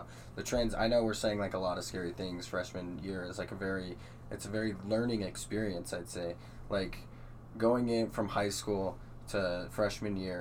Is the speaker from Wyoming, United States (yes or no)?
yes; Casper, Wyoming, United States; I've lived in Casper for 20 years